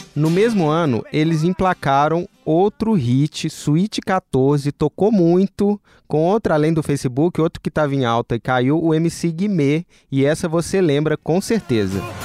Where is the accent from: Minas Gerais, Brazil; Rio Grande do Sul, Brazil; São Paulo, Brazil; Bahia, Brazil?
Minas Gerais, Brazil; eu sou mineiro